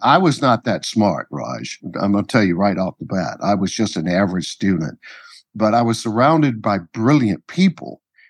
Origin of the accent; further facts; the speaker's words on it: Georgia, United States; moved away as an adult; also born or lived in Florida / New Orleans; now in Los Angeles, United States; I grew up in Georgia and Florida.